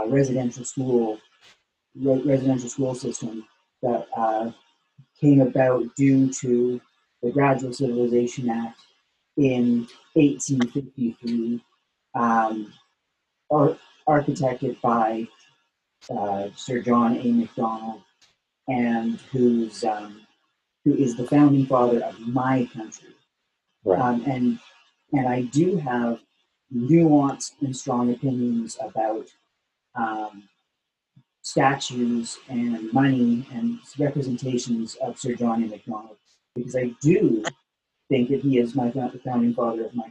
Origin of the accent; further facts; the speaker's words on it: Canada; As a Canadian